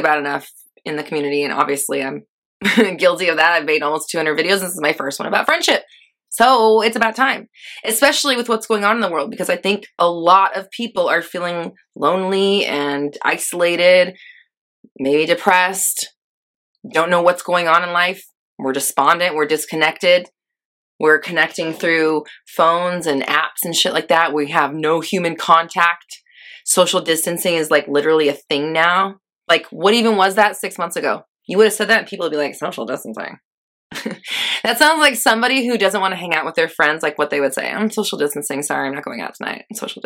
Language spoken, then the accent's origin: English; Los Angeles, California, United States; moved away; also born or lived in Denver, Colorado; I'm actually from LA, but I lived there for a long time.